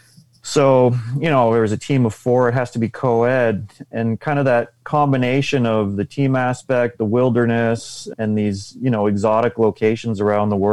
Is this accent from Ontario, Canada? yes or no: yes; Unionville, Ontario, Canada; suburbia, Unionville. So just north of Toronto there